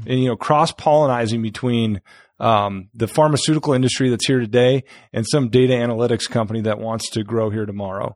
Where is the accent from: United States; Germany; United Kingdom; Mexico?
United States; North Dakota; moved away as an adult; also born or lived in Fishers, Indiana; now in Indianapolis, United States; I'm not from Indiana. I'm from North Dakota.